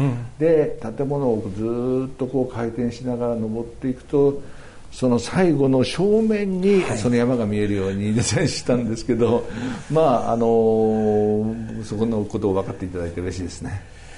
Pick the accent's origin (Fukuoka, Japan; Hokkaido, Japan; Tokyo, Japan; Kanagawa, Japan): Kanagawa, Japan; Yokohama; born or raised there